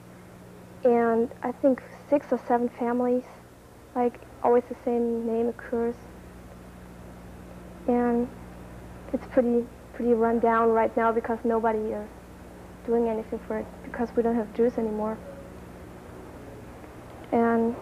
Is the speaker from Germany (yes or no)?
yes; Germany; I'm from Germany, and I'm 17 years old. I live in a village of 3,000 or 4,000 people.